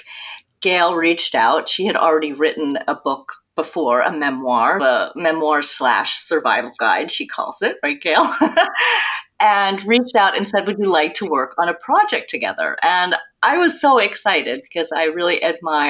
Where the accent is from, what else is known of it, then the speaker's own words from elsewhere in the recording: New Jersey, United States; now in New York City, United States; I'm originally from New Jersey